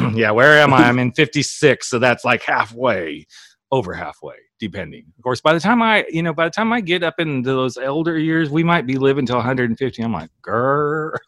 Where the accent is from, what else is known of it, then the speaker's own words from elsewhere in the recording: Oklahoma, United States; we're both from Oklahoma